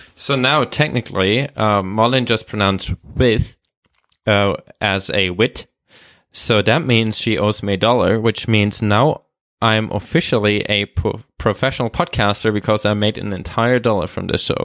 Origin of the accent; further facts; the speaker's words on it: Germany; English is a second language; also born or lived in Australia; now in Vancouver, Canada; Actually, I'm, I'm, I'm German, but I've lived